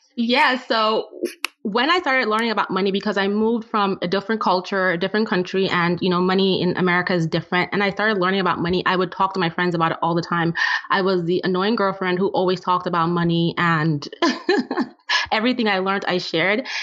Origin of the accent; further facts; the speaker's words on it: Nigeria; moved away; I'm originally from Nigeria and I grew up in a family where my dad was the breadwinner